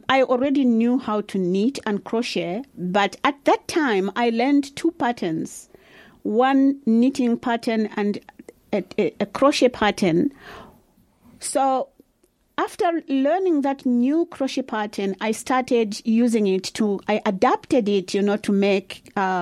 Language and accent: English; Barotseland, Western Province, Zambia; now in Dunedin, New Zealand; I'm from the western part of Zambia called Barotseland